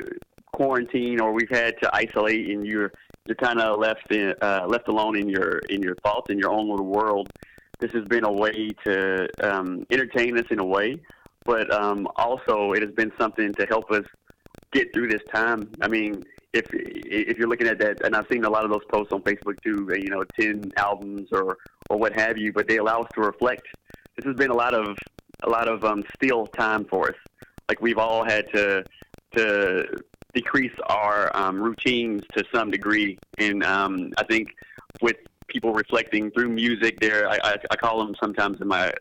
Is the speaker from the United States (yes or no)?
yes; the South, United States; I'm from the South and I grew up